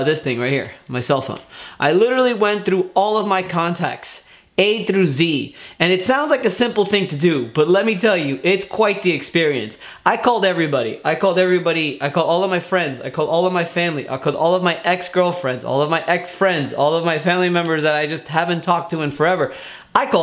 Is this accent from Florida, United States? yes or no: yes; Miami, Florida, United States; moved away as an adult; now in Tampa, United States; I am born and raised in Miami, Florida